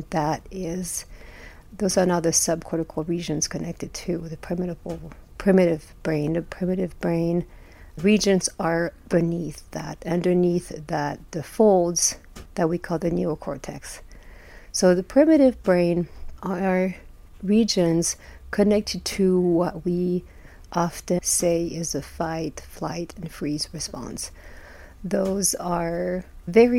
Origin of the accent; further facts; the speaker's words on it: France; moved away as an adult; now in Utah, United States; I was born and raised in France, been here in the U.S. for 25 years or so.